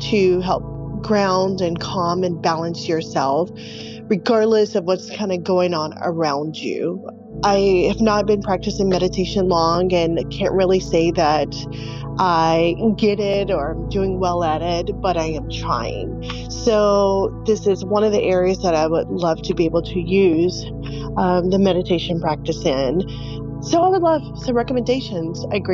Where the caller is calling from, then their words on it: Little Rock, Arkansas, United States; I'm calling from Little Rock, Arkansas.